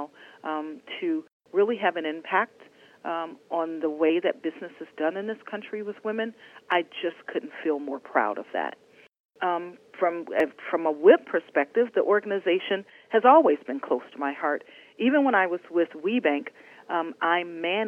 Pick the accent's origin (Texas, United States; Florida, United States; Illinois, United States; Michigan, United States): Michigan, United States; Detroit; a little brown girl from Detroit